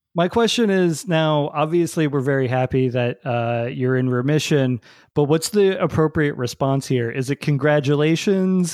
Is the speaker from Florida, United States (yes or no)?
no; New Jersey, United States; growing up in New Jersey